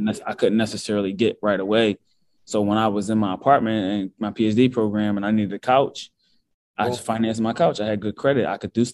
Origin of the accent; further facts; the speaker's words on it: Philadelphia, Pennsylvania, United States; also born or lived in Pittsburgh; I'm from Philadelphia, born and raised. I went to high school there.